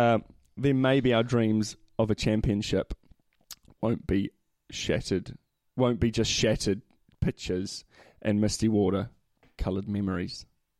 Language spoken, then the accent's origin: English; New Zealand; as a Kiwi